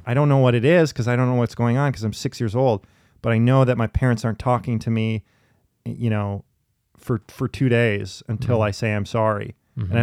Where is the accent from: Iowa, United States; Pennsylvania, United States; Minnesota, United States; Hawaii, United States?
Minnesota, United States; Minneapolis; also born or lived in New York City; here in my home town, it's, it's specifically I've noticed too in Minneapolis